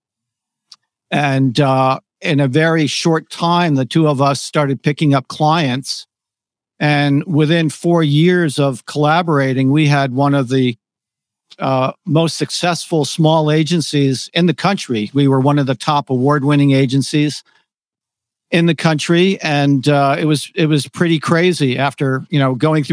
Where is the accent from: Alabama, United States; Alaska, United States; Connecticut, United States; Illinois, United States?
Connecticut, United States; moved away as an adult; also born or lived in New York City; I grew up in Connecticut, and I'm not really a city guy